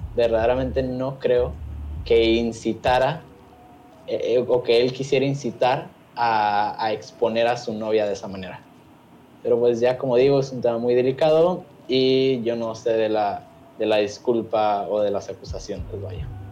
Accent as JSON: {"language": "Spanish", "country": "Mexico", "said": "nos encontramos como sociedad mexicana"}